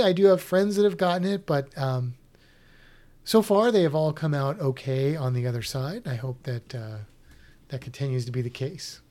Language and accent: English; Missouri, United States; I'm from Missouri